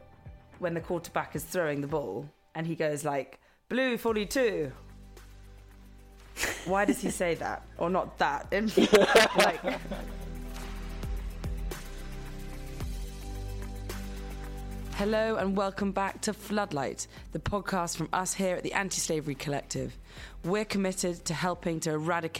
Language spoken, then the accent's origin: English; England, United Kingdom; as an English person